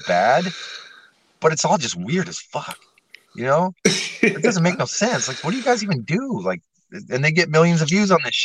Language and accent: English; Nebraska, United States; the Carpenters Union in my hometown in Nebraska